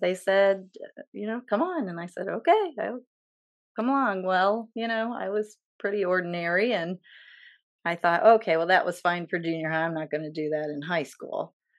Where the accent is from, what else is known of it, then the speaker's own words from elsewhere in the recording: Edgerton, Ohio, United States; I grew up in Edgerton, Ohio